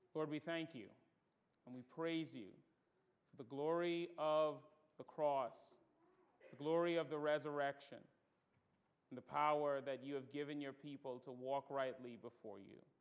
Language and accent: English; Bahamas; moved away; I'm from the Bahamas and we don't do gutturals well